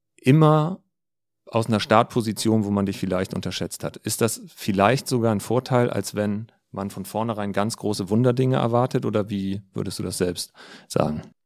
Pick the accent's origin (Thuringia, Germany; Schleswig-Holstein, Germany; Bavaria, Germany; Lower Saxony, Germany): Lower Saxony, Germany; Stade; moved away; meiner Heimatstadt Stade beim Alten Land